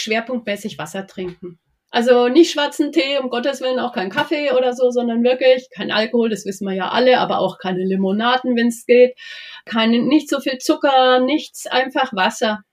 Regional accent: Nuremberg area, Bavaria, Germany; ich bin ja aus der Gegend von Nürnberg

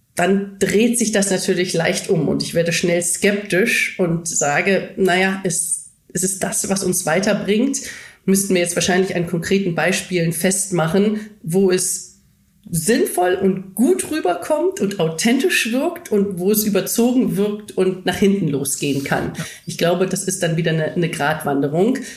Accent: Germany; Deutsche in den klassischen deutschen Unternehmen

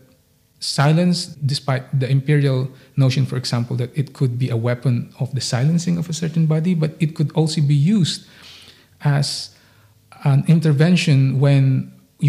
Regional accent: Philippines; moved away; growing up in the Philippines

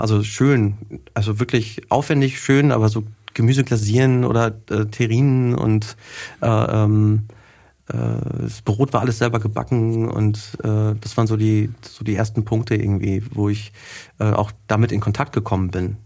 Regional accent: Wetter, North Rhine-Westphalia, Germany; moved away as an adult; also born or lived in Hagen; now in Nuremberg, Germany; bei uns zu Hause quasi in Wetter, wo ich herkomme

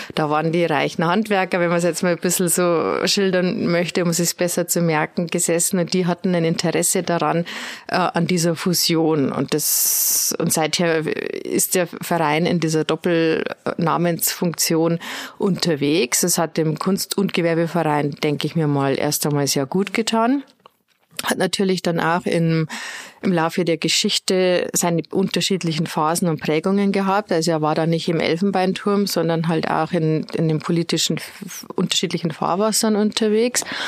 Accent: Straubing, Bavaria, Germany; moved away as an adult; now in Regensburg, Germany; Ich komme nicht so weit her aus Straubing. Äh, dort habe ich meine Schulzeit verbracht

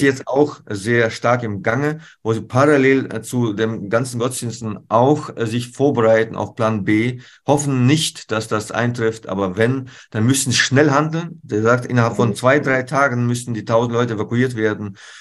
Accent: Germany; wir als Deutsche

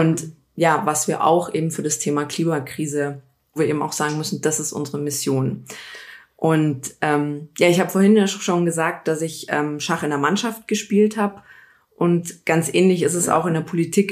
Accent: Lochham, Bavaria, Germany; also born or lived in Giesing, Munich / Pasing, Munich; now in Munich, Germany; Ich bin äh, geboren, aufgewachsen in Lochham

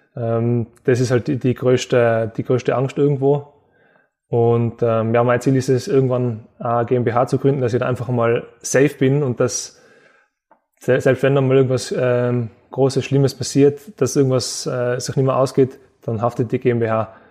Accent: Innsbruck, Tyrol, Austria; in meiner Heimatstadt

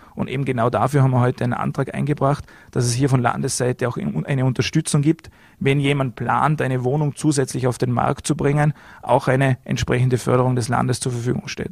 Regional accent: Vorarlberg, Austria; bei uns in Vorarlberg

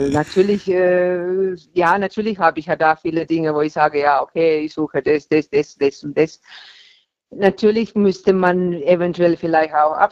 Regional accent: Baden-Württemberg, Germany; Hm, Baden-Württemberg.

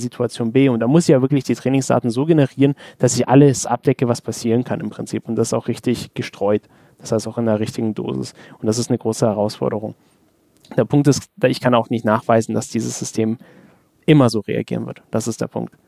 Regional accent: Germany; bei uns in Deutschland

